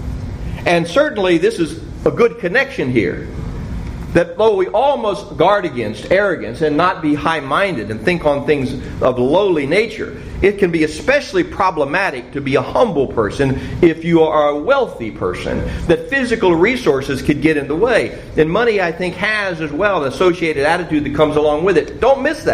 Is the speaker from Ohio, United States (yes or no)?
yes; Cincinnati, Ohio, United States; When I was growing up in Cincinnati, we lived on a dead-end street